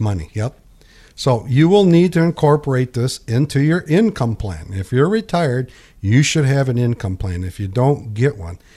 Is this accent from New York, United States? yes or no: no; Pinconning, Michigan, United States; When I was a kid and I grew up in Pinkani, there's a bowling alley here called White's Bowling Alley